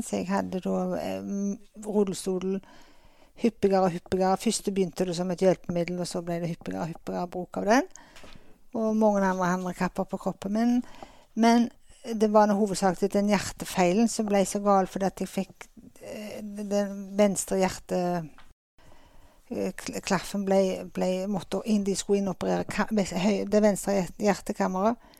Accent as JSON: {"language": "Norwegian", "town": "Åkrehamn", "region": "Rogaland", "country": "Norway", "tie": "born or raised there", "also_born_or_lived": "Stavanger", "said": "jeg er født og oppvokst her på Åkra. Så hele min barns, barndomstid har jeg hatt på Karmøy og Åkra."}